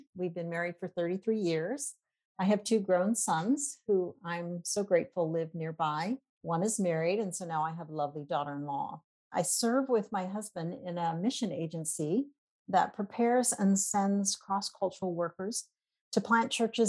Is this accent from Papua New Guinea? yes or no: yes; Papua New Guinea; also born or lived in Indonesia; I am a missionary kid myself. I grew up in Papua New Guinea, and then my husband and I served in Indonesia for 12 years.